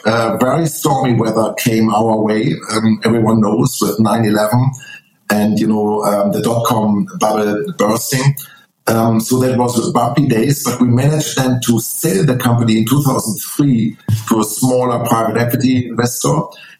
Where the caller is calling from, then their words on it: Munich, Bavaria, Germany; I'm calling in from Munich, Germany.